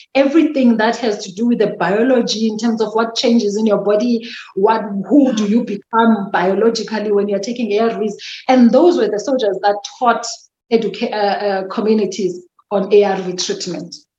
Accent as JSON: {"language": "English", "town": "Mdantsane", "region": "Eastern Cape", "country": "South Africa", "tie": "born or raised there", "also_born_or_lived": "KwaZulu-Natal", "accent": "Xhosa", "second_language": "English", "moved": "yes", "lives_now": "Centurion, South Africa", "said": "I was born and bred in the Eastern Cape, Mdantsane"}